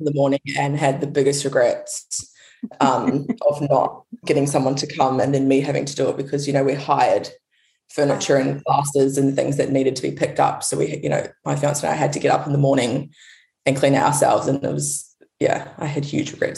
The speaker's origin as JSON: {"language": "English", "country": "New Zealand", "also_born_or_lived": "United States", "moved": "yes", "lives_now": "Perth, Australia", "said": "I'm actually from New Zealand"}